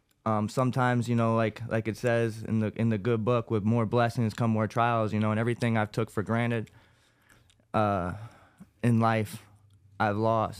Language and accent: English; Landenburg, Pennsylvania, United States; also born or lived in Newark, Delaware; Growing up in Landenburg, Pennsylvania, I was born in Newark, Delaware, grew up wrestling here in PA.